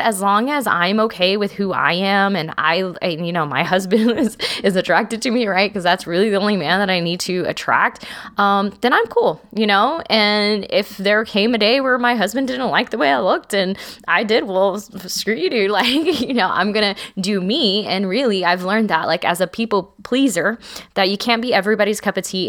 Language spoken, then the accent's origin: English; South Texas, United States; I'm from South Texas